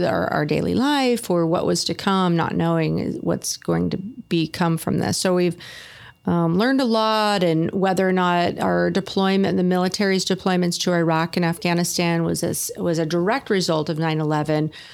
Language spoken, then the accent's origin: English; Sonoma County, Northern California, United States; moved away as an adult; now in Oceanside, United States; I was born and raised in Northern California in Sonoma County